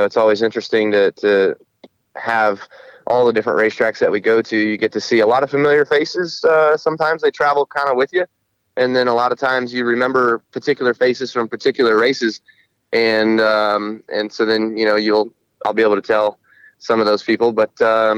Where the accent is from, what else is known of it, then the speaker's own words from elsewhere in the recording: Las Vegas, Nevada, United States; when I was a kid and growing up in Las Vegas